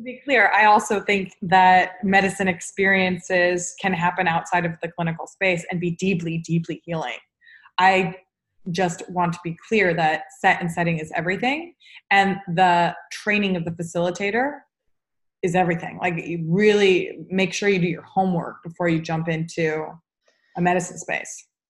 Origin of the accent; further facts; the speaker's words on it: United States; as an American with a Jewish background